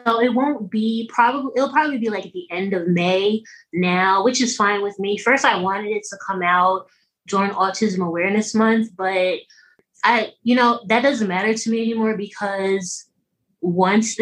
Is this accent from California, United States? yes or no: no; New York, United States; I'm from New York, and that's where I am now. I'm still in New York, Westchester County